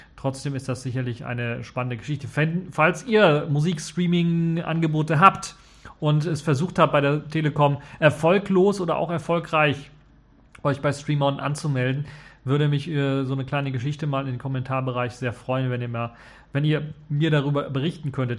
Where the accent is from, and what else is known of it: Germany